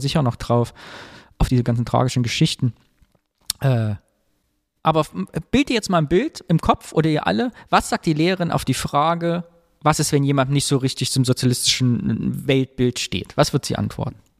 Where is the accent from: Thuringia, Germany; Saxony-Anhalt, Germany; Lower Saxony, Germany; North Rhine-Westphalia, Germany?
Thuringia, Germany; now in Cologne, Germany; Wir sind in Thüringen groß geworden, bei uns wurde immer gegrillt.